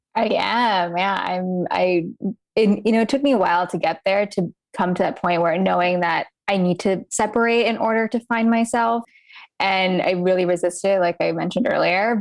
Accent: United States; I was born to Indian immigrant parents. Um, so being Indian, growing up here in America

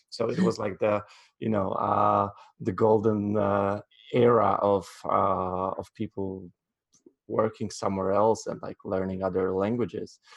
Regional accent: Warsaw, Masovian Voivodeship, Poland; I was born and raised in Warsaw, which is the capital of uh, Poland. And yeah, and this is where I am right now

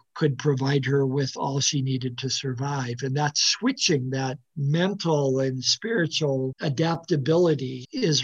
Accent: Midwest, United States; moved away; I grew up in the 1950s in the Midwest

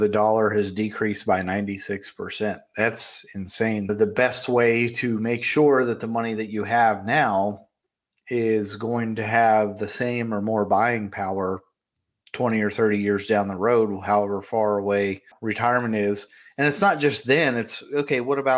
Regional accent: Fairmont, West Virginia, United States; my hometown, Fairmont, West Virginia

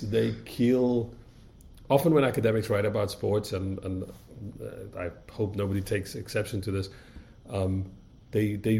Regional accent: South Africa; growing up in South Africa

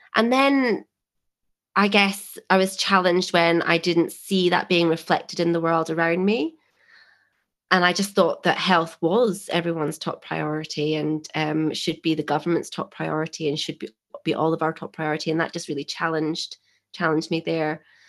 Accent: Scotland, United Kingdom; moved away as an adult; being Scottish and going straight in to from school to university

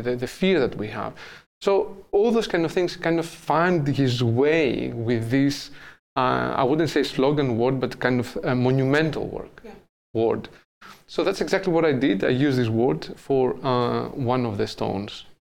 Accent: Athens, Attica, Greece; English is a second language; moved away as an adult; now in Amsterdam, Netherlands; my background is I'm from Greece, I'm from Athens

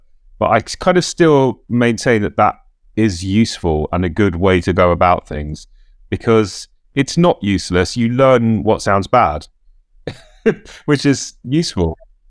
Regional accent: London, United Kingdom; Yeah, I grew up in North London. So I was in Soho at the weekends at the record stores

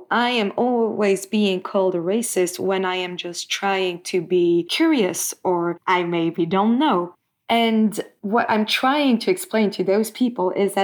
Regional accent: Stockholm, Stockholm County, Sweden; I am from Stockholm

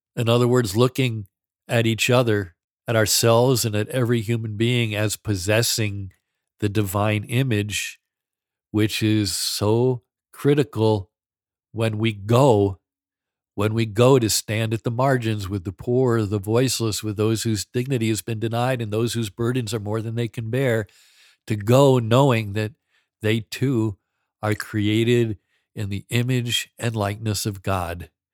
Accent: New York, United States; I grew up in New York, the son of an Irish Catholic father

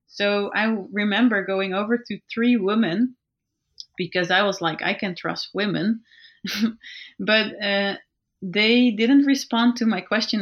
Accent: Netherlands; we're from the Netherlands and Belgium

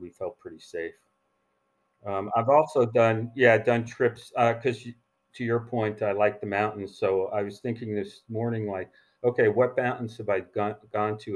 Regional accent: northeastern New Jersey, United States; moved away as an adult; also born or lived in New Rochelle, New York / New York; now in San Francisco, United States; I was born in New Rochelle, New York, and then, um, mo, uh, I grew up in New Jersey, northeastern New Jersey.

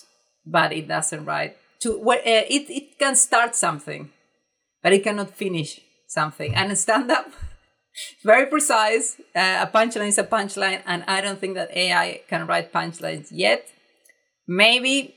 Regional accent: Argentina; English is a second language; I write in a very direct way, in a very Argentinian way.

